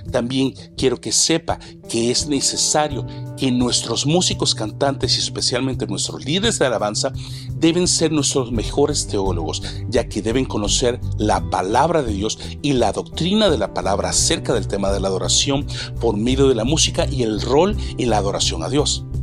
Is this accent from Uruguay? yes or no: no; El Salvador; now in Canada; no solamente en El Salvador, mi tierra natal, Sudamérica, México, Estados Unidos y Canadá, en donde resido con mi esposa e hijos actualmente.